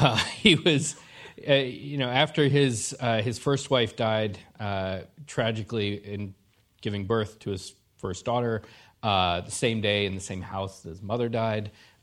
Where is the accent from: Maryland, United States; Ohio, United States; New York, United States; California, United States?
New York, United States; This is a great honor for me as a New Yorker and as a lover of history.